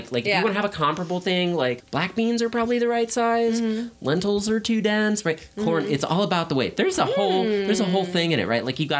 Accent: Indiana, United States; I am a Hoosier. I am originally from Indiana

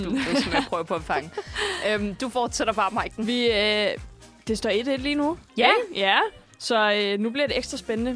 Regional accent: Roskilde, Zealand, Denmark; jeg er fra Roskilde

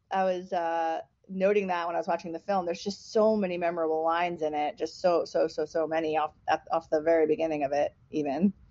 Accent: New York, United States; I'm from New York. Well, I'm not from the city, but I lived in the city. I went to NYU

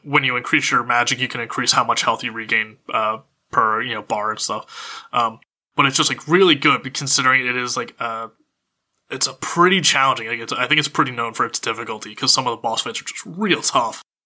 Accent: Pennsylvania, United States; now in Los Angeles, United States; growing up in Pennsylvania

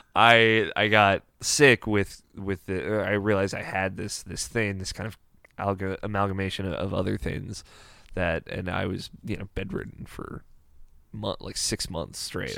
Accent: Maryland, United States; I'm from, uh, Maryland, which is, uh, one of the fifty states

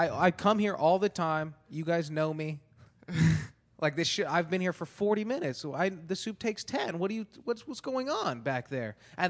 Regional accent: Antelope Valley, California, United States; There's a store in when we were growing up in Antelope Valley for a little bit.

